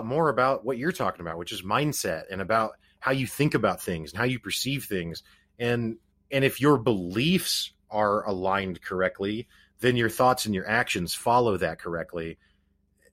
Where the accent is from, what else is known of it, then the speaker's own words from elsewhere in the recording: Missouri, United States; I'm from Missouri